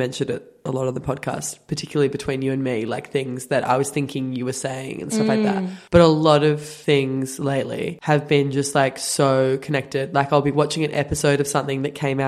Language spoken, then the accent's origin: English; Australia; accent: Australian; we're not used to seeing even our own accent like on TV